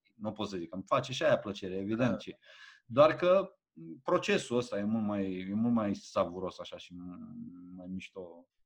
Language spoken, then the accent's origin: Romanian; Alexandria, Teleorman County, Romania; Am copilărit în Alexandria